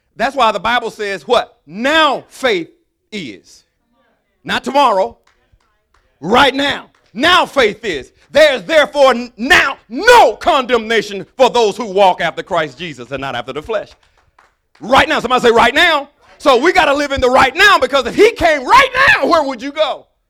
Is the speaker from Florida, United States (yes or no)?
no; Alabama, United States; I'm from Alabama